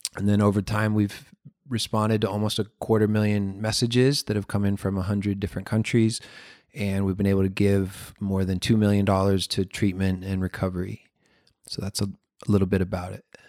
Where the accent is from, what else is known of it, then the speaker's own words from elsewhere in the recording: Florida, United States; I live in Florida. I grew up in Florida.